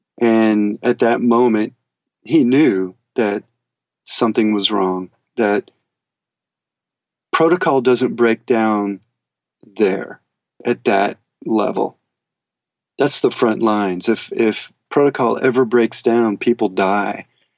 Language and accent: English; Germany; born there; In fact, I was born in Germany.